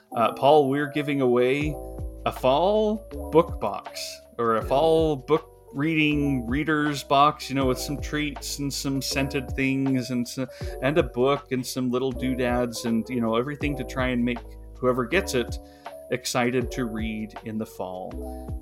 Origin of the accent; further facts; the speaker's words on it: the West, United States; I grew up in the West, I still live in the West